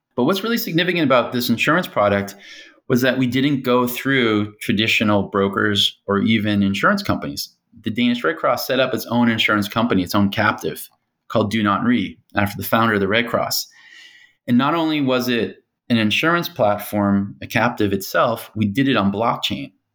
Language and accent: English; United States; moved away as an adult; also born or lived in Hong Kong; being American